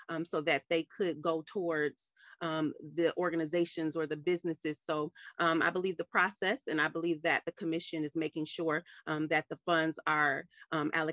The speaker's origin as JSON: {"language": "English", "town": "Ypsilanti", "region": "Michigan", "country": "United States", "tie": "born or raised there", "said": "I'm native to Washtenaw County, born and raised in Ypsilanti, Michigan"}